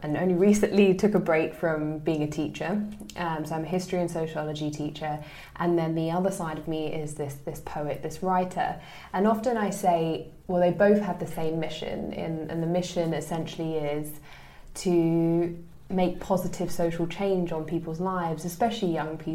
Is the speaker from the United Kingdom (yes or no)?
yes; London, United Kingdom; I'm originally from East London, born and bred